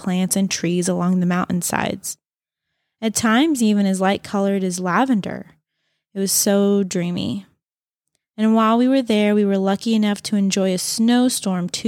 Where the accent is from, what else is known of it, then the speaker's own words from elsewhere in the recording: United States; growing up near Lake Tahoe